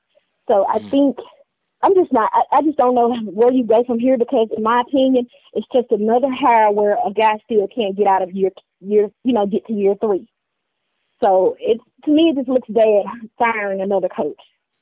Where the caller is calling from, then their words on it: Mississippi, United States; No, Mississippi.